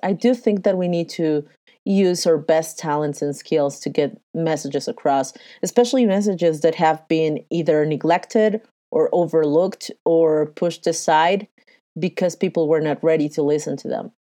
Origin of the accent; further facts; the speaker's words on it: Mexico City, Mexico; I am from Mexico City, I have lived and breathed the good and the bad and the ugly of globalization and NAFTA